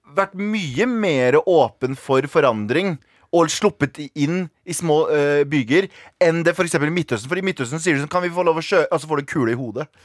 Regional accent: Iraq; now in Norway; jeg er fra Irak

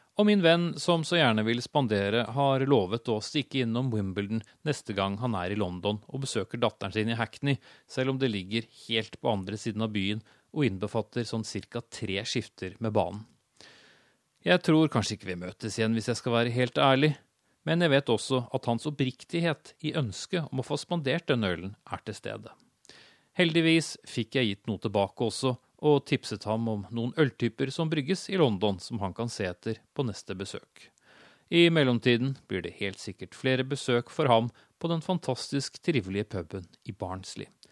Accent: Norway; also born or lived in Oslo; jeg har avslørt mitt hjemland

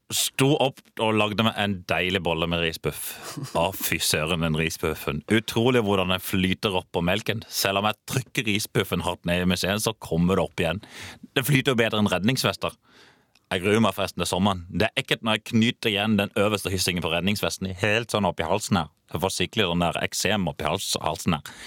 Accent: Kristiansand, Agder, Norway; Jeg svetter i grunn mye mer nede jeg i Oslo enn jeg gjør hjemme i Kristiansand.

